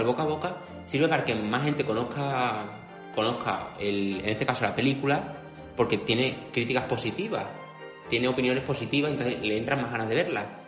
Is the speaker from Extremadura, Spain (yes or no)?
yes; Extremadura, Spain; Extremadura, que es mi tierra natal